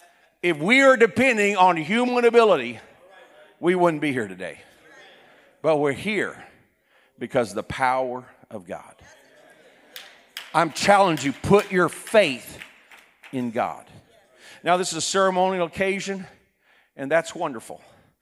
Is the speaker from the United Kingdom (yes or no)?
no; South Korea; For example, I was raised in Korea. My parents were missionaries. At that time, Korea was a very poor country.